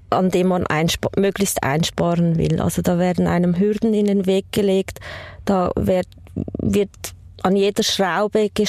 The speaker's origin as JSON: {"language": "German", "country": "Poland", "moved": "yes", "lives_now": "Switzerland", "said": "Also ich bin ursprünglich aus Polen, ich bin äh, Immigrantin und äh, ich hatte einen, schon einen sehr schweren Start hier in der Schweiz."}